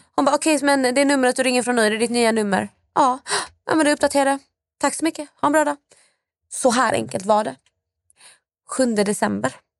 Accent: Malmö, Skåne, Sweden; jag kommer från Malmö

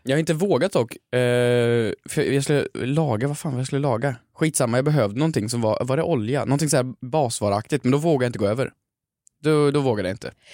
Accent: Värmland, Sweden; jag är lite äldre, jag kommer från Värmland

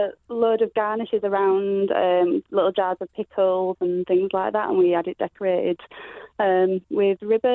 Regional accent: Yorkshire and the Humber, United Kingdom; We're from Yorkshire.

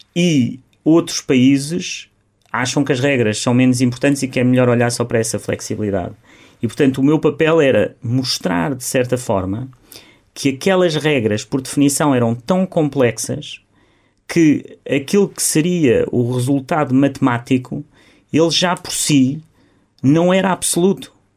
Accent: Beja, Alentejo, Portugal; moved away; eu quero ajudar a, eh, a minha terra, quero ajudar os jovens da minha terra

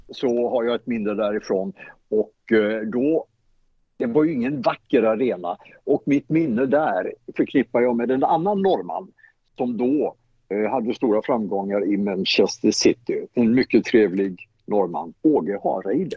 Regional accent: Småland, Sweden; Jag är smålänning

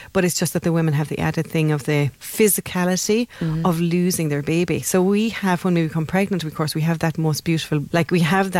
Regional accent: Ireland; we're Irish

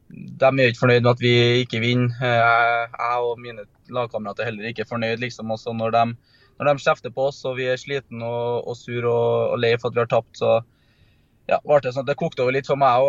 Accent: Trøndelag, Norway; som trønder

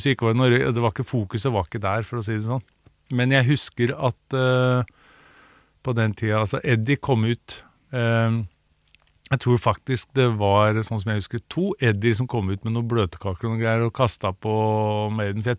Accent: Sandefjord, Vestfold, Norway; also born or lived in United States; now in Oslo, Norway; Jeg er jo opprinnelig fra Sandefjord, men eh, var fast bestemt på at jeg måtte liksom slå meg opp og frem i Oslo

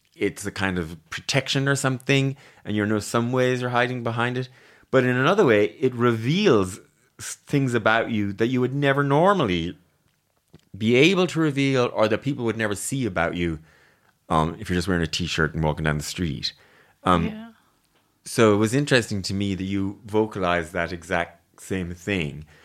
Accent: Ireland; I'm too Irish, maybe.

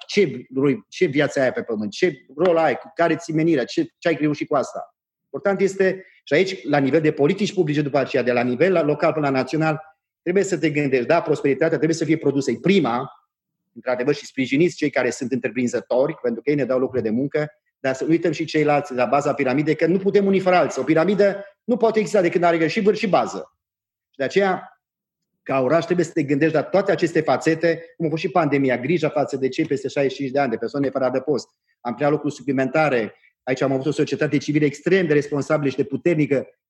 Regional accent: Transylvania, Romania; eu sunt ardelan

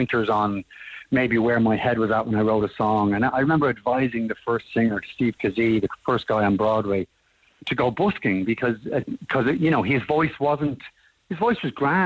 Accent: Dublin, Leinster, Ireland; I'm from Ballymun

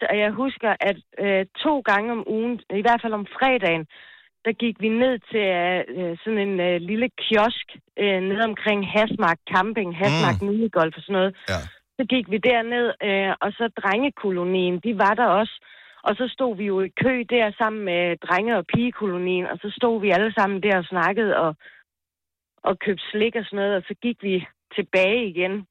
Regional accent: Odense, Southern Denmark, Denmark; now in Ringe, Denmark; jeg er født og opvokset inde i Odense

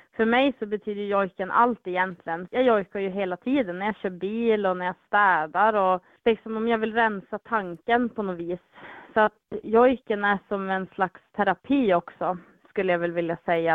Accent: Vilhelmina, Västerbotten County, Sweden; Vilhelminområdet där jag är ifrån

